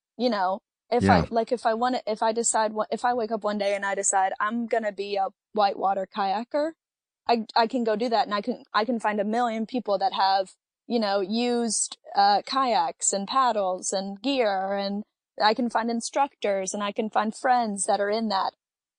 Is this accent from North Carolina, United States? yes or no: no; Kentucky, United States; I played soccer in high school, because I'm from Western Kentucky, and we've got the rivers and we've got, you know, some mountains in the east